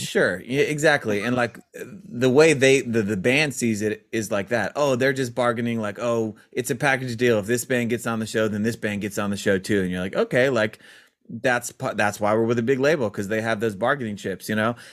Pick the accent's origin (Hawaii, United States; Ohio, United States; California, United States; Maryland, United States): Maryland, United States; we grew up in Maryland